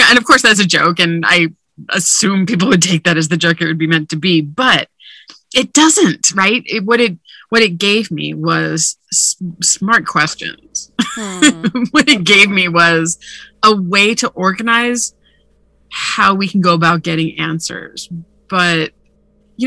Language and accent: English; Hawaii, United States; moved away; also born or lived in Oahu / Big Island; I'm from Hawaii originally